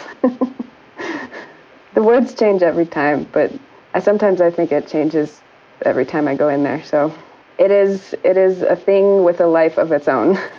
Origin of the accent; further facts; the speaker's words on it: Kansas, United States; moved away as an adult; also born or lived in Rhode Island; I grew up in the Midwest. I grew up in Kansas